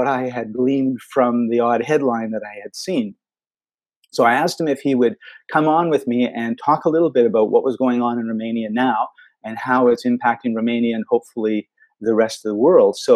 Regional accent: Canada; Canada, my home country

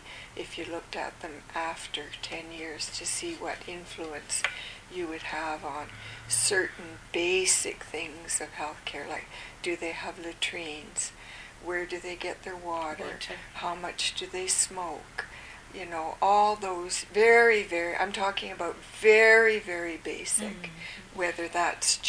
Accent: Calgary, Alberta, Canada; also born or lived in Ottawa; now in Vancouver, Canada; I'm from the West, Calgary originally, and my family is in Vancouver

